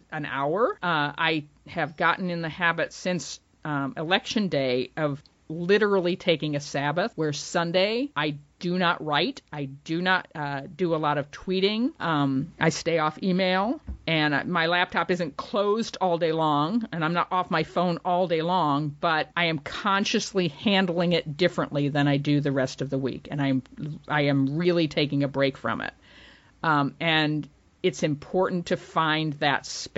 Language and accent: English; Ravenna, Ohio, United States; Ohio, which is my state of birth. I was born in Ravenna